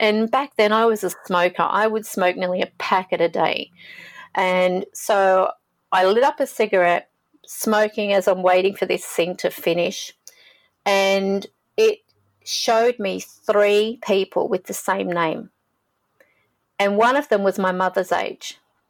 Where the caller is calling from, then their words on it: Sydney, New South Wales, Australia; I'm calling from Sydney, Australia.